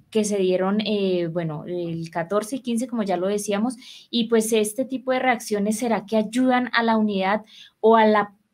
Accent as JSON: {"language": "Spanish", "country": "Colombia", "said": "nosotros como colombianos estamos desinformados"}